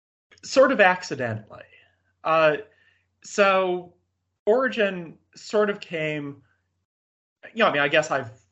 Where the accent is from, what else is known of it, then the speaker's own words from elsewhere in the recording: Orange County, Southern California, United States; moved away as an adult; now in St Andrews, United Kingdom; I grew up in Southern California